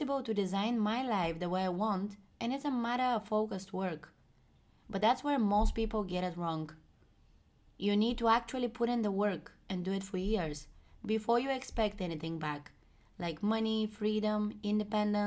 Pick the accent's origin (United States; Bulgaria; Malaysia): Bulgaria; moved away as an adult; now in Amsterdam, Netherlands; I'm from Bulgaria, a small country in Europe